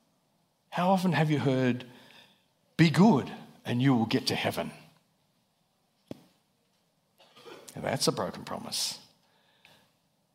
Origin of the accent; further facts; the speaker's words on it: Australia; moved away as an adult; I'm from Australia, if you're wondering about the accent.